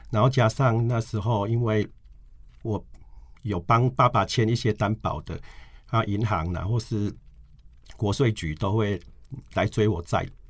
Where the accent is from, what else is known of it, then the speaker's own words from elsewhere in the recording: Tianzhong, Changhua County, Taiwan; 我小时候长大的地方，石头田中那里是台湾袜子的故乡